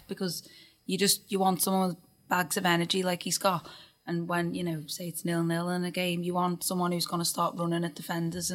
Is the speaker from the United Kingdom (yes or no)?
yes; Birkenhead, North West England, United Kingdom; in my hometown